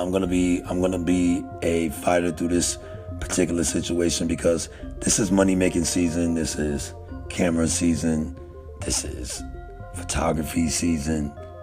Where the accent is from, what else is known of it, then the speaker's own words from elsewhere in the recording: New York, United States; now in Texas, United States; though I've been in the South, I've been in Texas for a large majority of my time here on this earth. I'm a New Yorker.